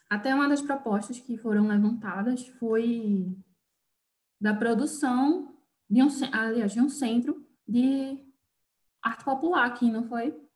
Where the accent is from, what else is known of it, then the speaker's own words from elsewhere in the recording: Recife, Pernambuco, Brazil; now in Garanhuns, Brazil; a situação aqui é bem diferente da de Recife que é de onde eu vim, onde a população, situação de rua já é bem alta.